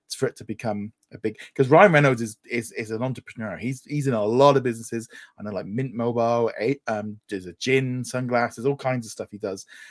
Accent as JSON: {"language": "English", "country": "United Kingdom", "said": "as a British"}